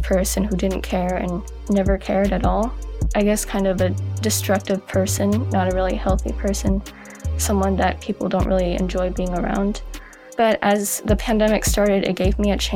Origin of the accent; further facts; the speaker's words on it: Oregon, United States; I go to Sunset High School and I'm from Oregon.